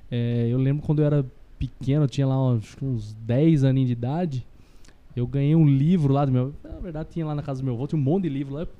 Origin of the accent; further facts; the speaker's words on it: Botucatu, São Paulo, Brazil; é, eu sou natural aqui de Botuca mesmo, né? Nascido